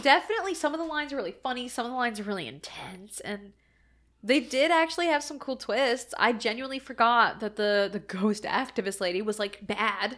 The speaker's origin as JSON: {"language": "English", "region": "Ohio", "country": "United States", "said": "I'm from Ohio"}